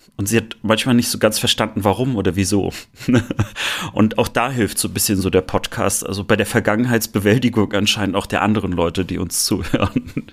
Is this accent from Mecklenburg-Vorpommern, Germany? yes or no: yes; Rostock, Mecklenburg-Vorpommern, Germany; born or raised there; now in Cologne, Germany